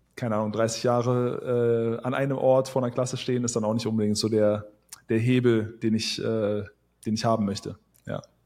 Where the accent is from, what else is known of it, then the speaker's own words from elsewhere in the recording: Wuppertal, North Rhine-Westphalia, Germany; now in Thailand; ich komme aus Wuppertal